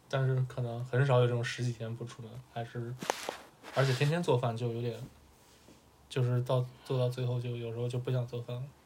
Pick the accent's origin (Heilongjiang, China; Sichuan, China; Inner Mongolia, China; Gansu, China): Gansu, China; 我是西北人。